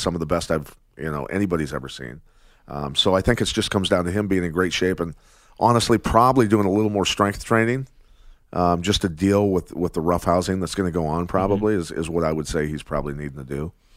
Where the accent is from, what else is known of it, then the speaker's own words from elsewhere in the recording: Iowa, United States; growing up in Iowa, a wrestler